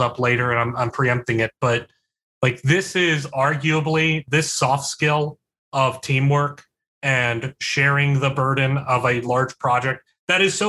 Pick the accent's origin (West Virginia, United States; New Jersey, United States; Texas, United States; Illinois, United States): West Virginia, United States; also born or lived in Philadelphia; now in Charlottesville, United States; I'm from West Virginia and I was living in Philadelphia. So let that sink in terms of how densely populated my hometown is